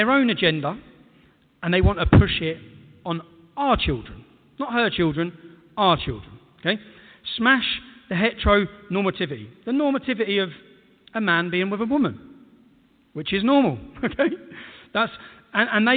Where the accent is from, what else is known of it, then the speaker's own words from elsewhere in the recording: England, United Kingdom; As an Englishman